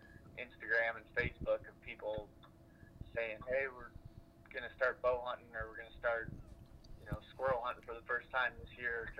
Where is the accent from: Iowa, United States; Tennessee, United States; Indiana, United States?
Iowa, United States; I grew up in Iowa and still live here.